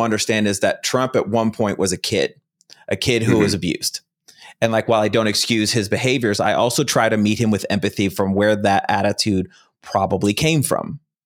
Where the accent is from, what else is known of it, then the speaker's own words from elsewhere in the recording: Chicago, Illinois, United States; now in Mountain Time Zone, United States; I'm from originally from Chicago